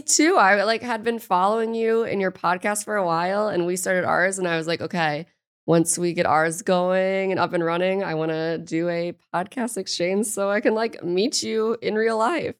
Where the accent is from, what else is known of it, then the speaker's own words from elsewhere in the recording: St. Louis, Missouri, United States; I'm from Saint Louis, Missouri